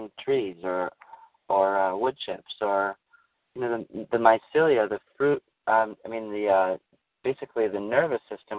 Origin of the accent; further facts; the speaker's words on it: Minnesota, United States; moved away; I'm from Minnesota